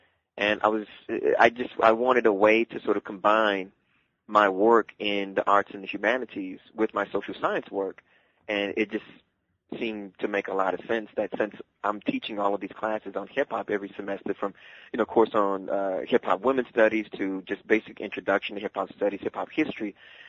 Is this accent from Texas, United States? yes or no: yes; Dallas, Texas, United States; No, I actually grew up in the South, in Dallas, Texas.